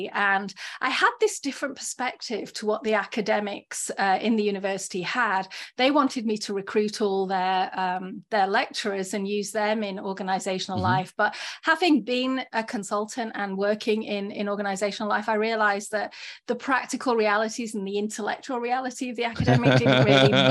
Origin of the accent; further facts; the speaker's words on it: England, United Kingdom; also born or lived in Florida / California; now in Columbus, United States; Well, I'm from this little small kind of country island called England. Yes.